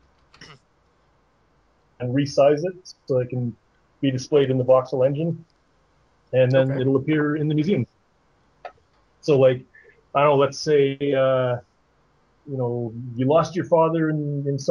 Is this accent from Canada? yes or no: yes; Canada; also born or lived in Ottawa, Ontario; I'm Canadian. I'm in Ottawa